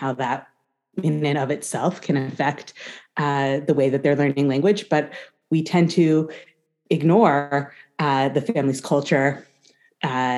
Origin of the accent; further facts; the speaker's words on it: United States; accent: American English; We both speak with American English accents because we're from America